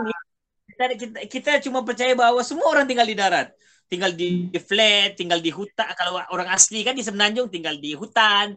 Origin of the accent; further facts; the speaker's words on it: Tawau, Sabah, Malaysia; accent: Sabah Malay; aku berasal daripada Tawau Sabah